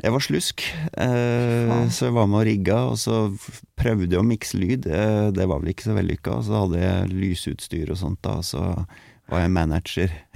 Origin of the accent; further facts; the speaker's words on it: Tolga, Innlandet, Norway; jeg er veldig glad i hjembygda mi